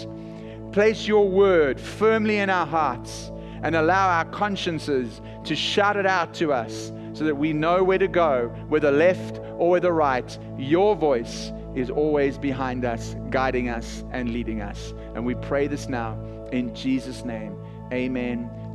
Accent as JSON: {"language": "English", "country": "South Africa", "accent": "South African", "moved": "yes", "lives_now": "Texas, United States"}